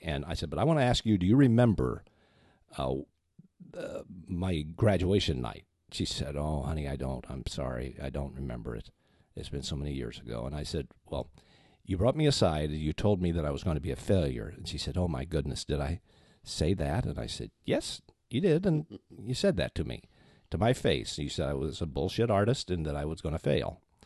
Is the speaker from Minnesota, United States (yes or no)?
yes; Minneapolis, Minnesota, United States; Minneapolis, Saint Paul, Minnesota